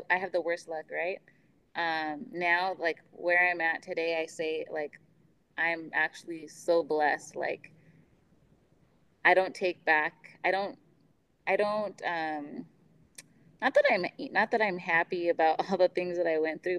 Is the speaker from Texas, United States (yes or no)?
no; Ventura County, California, United States; moved away as an adult; also born or lived in Las Vegas, Nevada; I come from Ventura County, California.